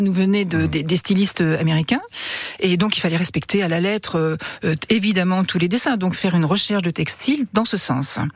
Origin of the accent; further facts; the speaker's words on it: Le Mans, Pays de la Loire, France; moved away as an adult; also born or lived in Paris; je suis mancelle de naissance. j'ai quitté le Mans pour aller à Paris faire mes études